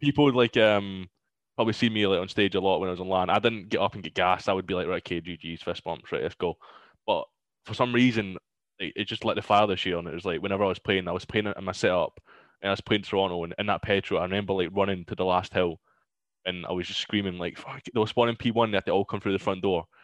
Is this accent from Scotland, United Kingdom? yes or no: yes; Glasgow, Scotland, United Kingdom; I'm from Glasgow